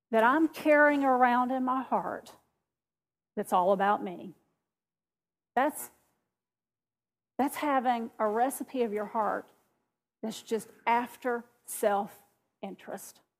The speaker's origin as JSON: {"language": "English", "region": "the South", "country": "United States", "said": "Well, when I got to here, which I'm from the South, you can't tell, can you? I'm from the South, but when I moved to this South South"}